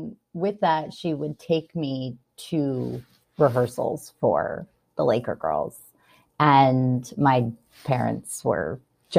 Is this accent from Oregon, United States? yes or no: no; Orange County, California, United States; I'm born and raised in Orange County